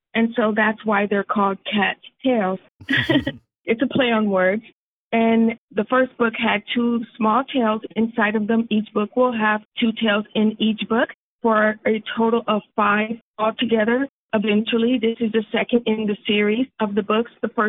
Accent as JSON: {"language": "English", "town": "Sacramento", "region": "California", "country": "United States", "tie": "born or raised there", "said": "I even had one or two small art shows locally here in my hometown, Sacramento."}